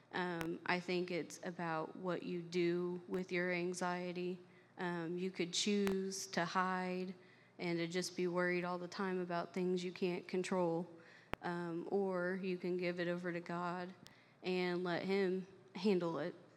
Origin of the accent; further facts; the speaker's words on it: Flat Rock, Indiana, United States; also born or lived in Knoxville, Tennessee; I was I was born um, and raised in Flat Rock, Indiana, so not too far from here.